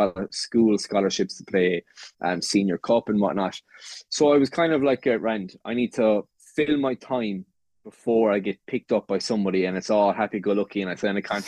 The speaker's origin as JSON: {"language": "English", "area": "West Limerick", "region": "Munster", "country": "Ireland", "said": "I come from West Limerick, from a farm"}